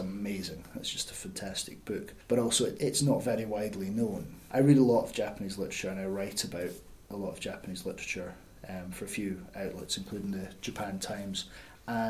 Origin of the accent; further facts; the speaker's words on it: Scotland, United Kingdom; moved away; I'm definitely a Scottish writer. There's a lot in my writing and in my voice that is Scottish